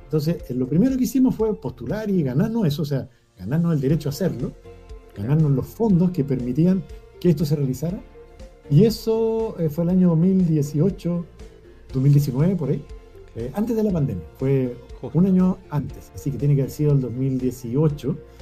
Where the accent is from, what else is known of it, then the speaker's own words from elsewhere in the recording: Cajón del Maipo, Santiago Metropolitan Region, Chile; Yo me crié en el Cajón del Maipo, que es un lugar lleno de naturaleza